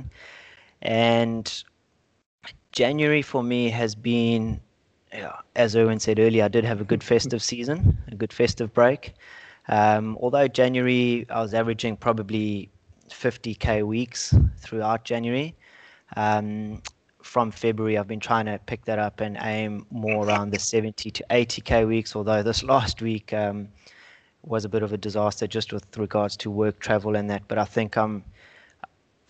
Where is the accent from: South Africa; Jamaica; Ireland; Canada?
South Africa; moved away as an adult; now in Australia; I grew up in South Africa.